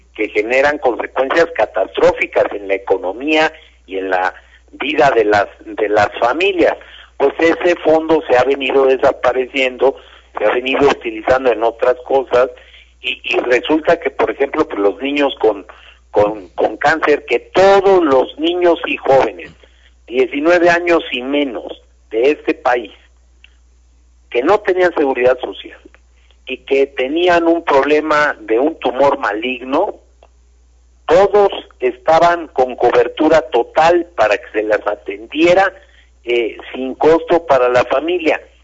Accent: Mexico; como mexicano

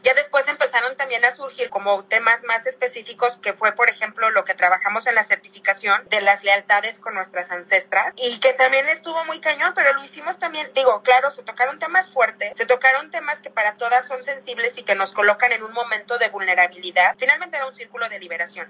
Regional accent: Puebla, Mexico; yo soy de Puebla

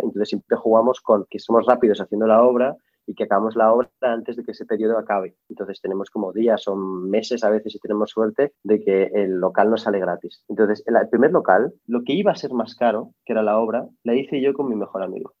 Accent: Barcelona, Catalonia, Spain; also born or lived in Paris, France; yo, soy de Barcelona, o sea, soy medio marroquí, Yo siempre, digo que soy medio marroquí, medio francés y medio español-catalán

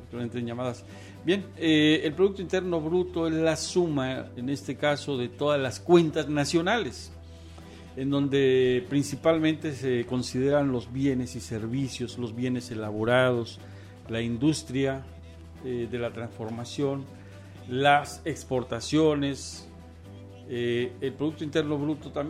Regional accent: Mexico; El, este escenario es para demostrar que somos muy inteligentes, que somos mexicanos y que efectivamente tenemos políticas de apoyo para transformar este país

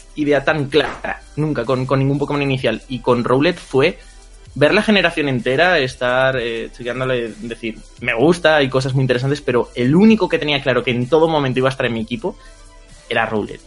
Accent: Community of Madrid, Spain; soy de Madrid, de España.

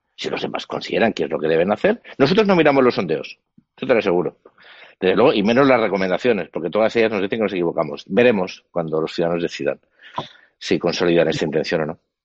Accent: Spain; yo como español

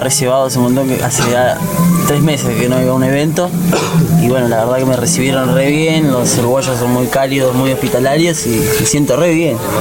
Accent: Argentina; en Argentina, que es de donde vengo

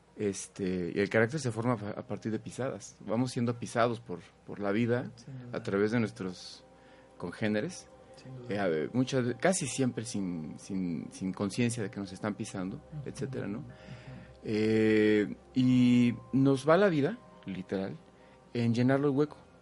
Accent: Mexico City, Mexico; Nací allá, en Chilangolandia

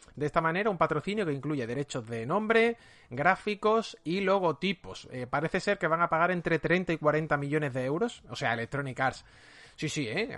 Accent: Seville, Andalusia, Spain; Yo, por ejemplo, soy de Sevilla

